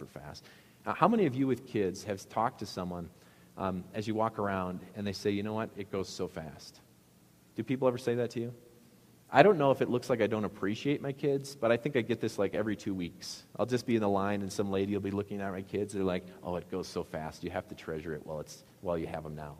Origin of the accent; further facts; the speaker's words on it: Midwest, United States; I can't say bag because it's very obvious I'm from the Midwest, so I have to say sack